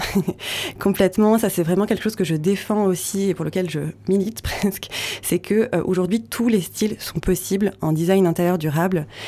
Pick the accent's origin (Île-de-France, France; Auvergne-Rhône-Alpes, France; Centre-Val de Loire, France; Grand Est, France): Grand Est, France; Vosges; moved away; dans les Hauts-de-Vosges, qui est ma région natale